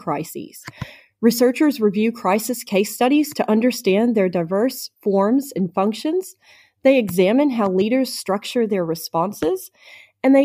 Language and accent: English; United States; moved away; my home country of the United States